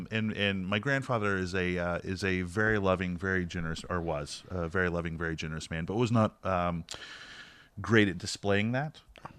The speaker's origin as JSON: {"language": "English", "region": "the South", "country": "United States", "said": "I am from the South, so... you know, Jesus, Mama, and …"}